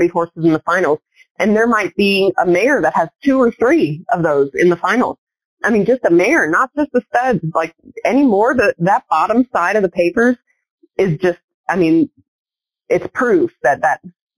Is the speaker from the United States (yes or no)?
yes; Pennsylvania, United States; moved away; growing up in Pennsylvania